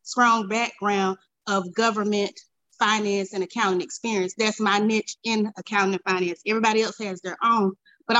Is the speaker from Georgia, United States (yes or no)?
yes; Augusta, Georgia, United States; born and raised in Augusta, Georgia.